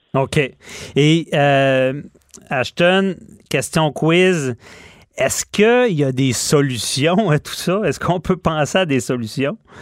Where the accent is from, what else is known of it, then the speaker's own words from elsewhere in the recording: Quebec City, Quebec, Canada; je suis de Québec